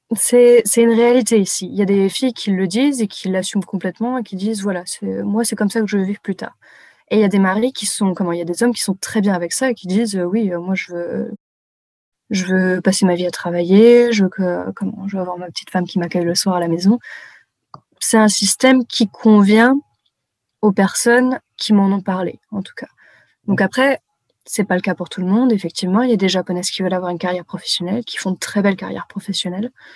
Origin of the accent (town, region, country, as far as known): France; moved away